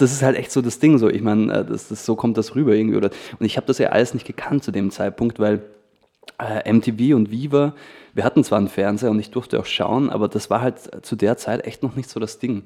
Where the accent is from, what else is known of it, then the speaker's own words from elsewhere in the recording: Feldkirch, Vorarlberg, Austria; ich komm aus Felkert. Das ist so ein, ähm, sage ich jetzt mal, so eine 20.000 Einwohnerstadt in, in Vorarlberg.